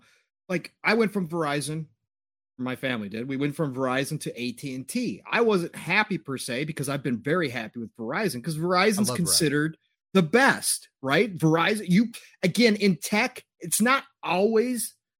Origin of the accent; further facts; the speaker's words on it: United States; Because we're American.